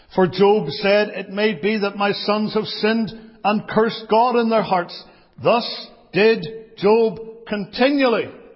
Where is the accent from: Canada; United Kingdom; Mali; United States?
United Kingdom; Belfast, Northern Ireland; growing up in Belfast